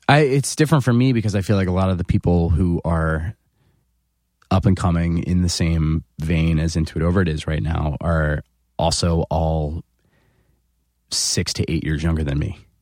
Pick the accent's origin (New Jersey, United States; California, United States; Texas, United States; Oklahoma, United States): New Jersey, United States; 15 minutes outside of Philadelphia; moved away; So I grew up 15 minutes outside of Philadelphia